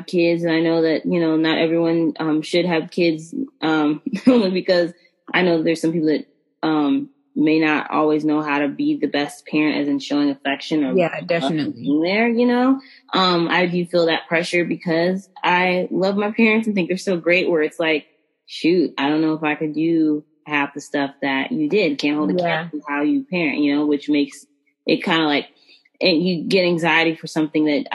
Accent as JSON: {"language": "English", "region": "Texas", "country": "United States", "said": "I'm from Texas"}